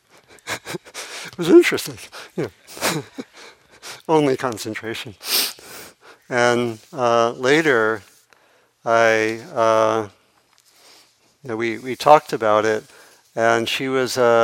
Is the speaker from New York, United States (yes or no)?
no; Maryland, United States; I grew up on the East Coast, and not so far from the ocean, or in Maryland